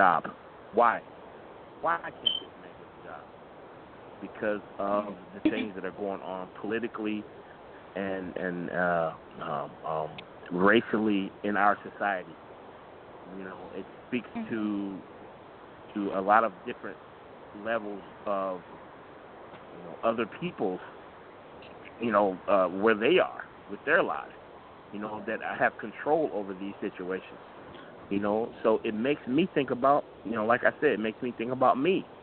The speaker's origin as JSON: {"language": "English", "town": "Chicago", "region": "Illinois", "country": "United States", "said": "I'm from Chicago"}